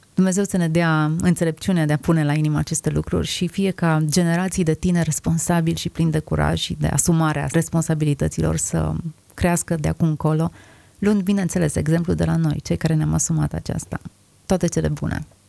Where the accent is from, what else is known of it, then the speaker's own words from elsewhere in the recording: Romania; Suntem născuți aici cu un anumit scop și cu un anumit sens. Suntem români